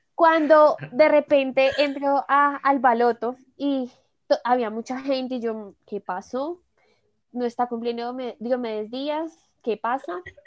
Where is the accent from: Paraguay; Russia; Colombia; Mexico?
Colombia; como buen colombiano